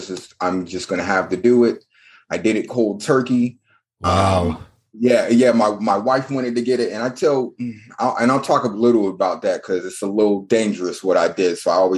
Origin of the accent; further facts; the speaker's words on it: North Carolina, United States; I'm from North Carolina, born and raised. My dad was in the military, so I've been here and there, but North Carolina has always been near and dear and has been my home. Currently living in Charlotte, North Carolina, went to college at UNC Charlotte